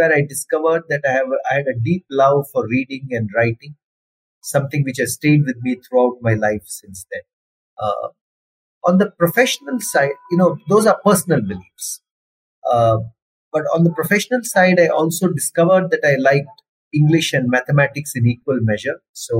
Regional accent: Salem, Tamil Nadu, India; also born or lived in Mangalore, Karnataka / Kerala; I come from Mangalore in Karnataka. My mother comes from Mangalore. I was born in Mangalore. But most of my school days were lived in Tamil Nadu and Kerala. I grew up in towns like Salem, Coimbatore and Madurai and Kollam in Kerala.

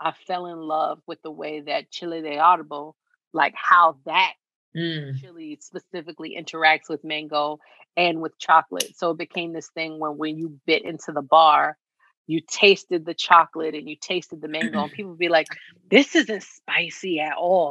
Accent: New York City, New York, United States; I grew up in Lower Harlem, in between the East and the West Side.

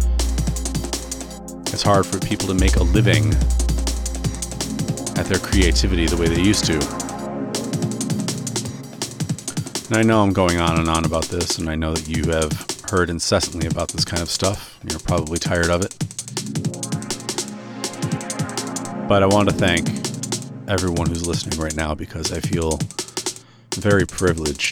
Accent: United States; moved away as an adult; now in Canada; that is my home country

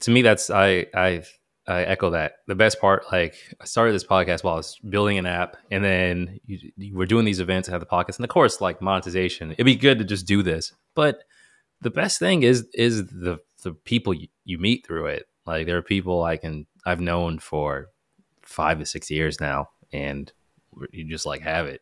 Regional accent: United States; we may have been the only couple from the U S

